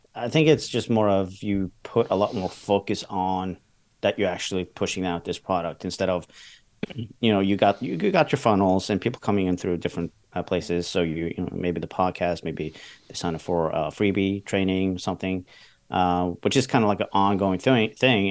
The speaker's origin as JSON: {"language": "English", "country": "Norway", "said": "I'm from Norway"}